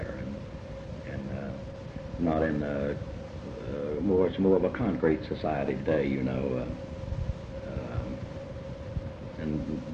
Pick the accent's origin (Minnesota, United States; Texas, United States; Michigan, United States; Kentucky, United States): Kentucky, United States; Catlettsburg; Eastern Kentucky, extreme Eastern Kentucky, up in the big sandy valley that starts at my hometown of Catlettsburg